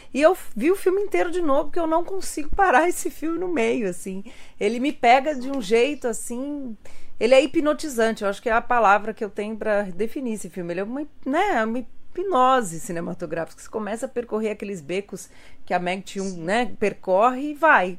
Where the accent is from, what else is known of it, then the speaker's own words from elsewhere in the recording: São Paulo, Brazil; accent: paulista; o sotaque paulista, claro, a gente acha que ninguém tem sotaque, só a gente é que não tem sotaque, né? E o povo odeia o nosso sotaque